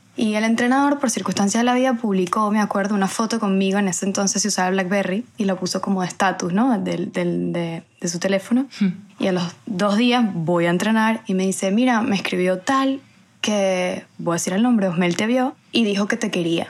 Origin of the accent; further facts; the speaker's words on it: Venezuela; moved away as an adult; now in Spain; después ya yo salí de Venezuela, em, emigré